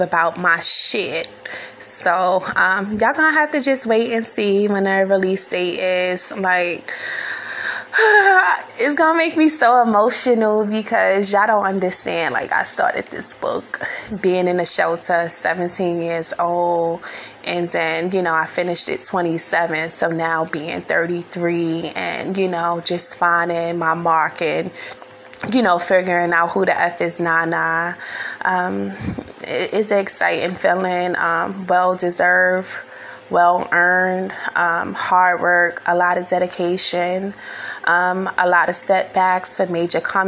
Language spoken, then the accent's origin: English; New York City, New York, United States; being born and raised in New York City